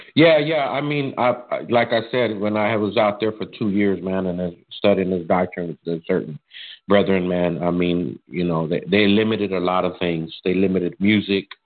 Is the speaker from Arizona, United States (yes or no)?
yes; Arizona, United States; I was born and raised in Arizona